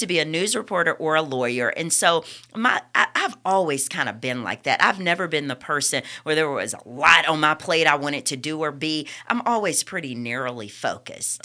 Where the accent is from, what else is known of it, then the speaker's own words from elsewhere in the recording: Bessemer, Alabama, United States; also born or lived in Birmingham; I grew up under Reverend Walker at New Bethlehem Missionary Baptist Church in Bessemer.